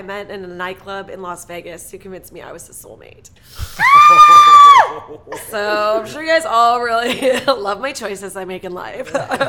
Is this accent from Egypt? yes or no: no; Toronto, Ontario, Canada; now in Los Angeles, United States; I'm Canadian. I moved here from Toronto.